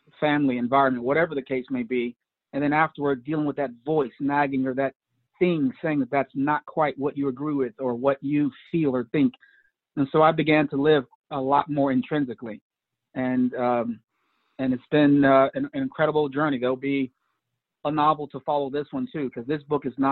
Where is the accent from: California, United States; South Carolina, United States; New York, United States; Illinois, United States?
Illinois, United States; Chicago; I was raised on the South Side of Chicago